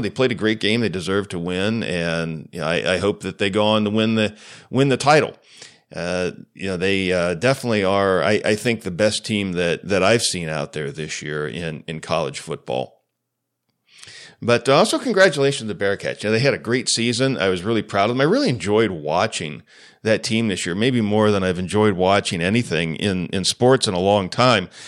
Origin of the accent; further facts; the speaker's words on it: United States; as a Christian, as an American